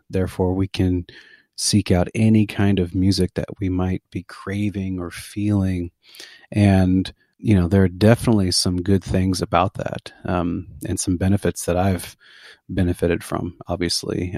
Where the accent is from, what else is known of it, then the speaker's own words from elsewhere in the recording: McAllen, Texas, United States; also born or lived in Denton, Texas / Dallas, Texas; now in Lago Vista, United States; I'm originally from McAllen, Texas. That's my that's where I was born. It's my home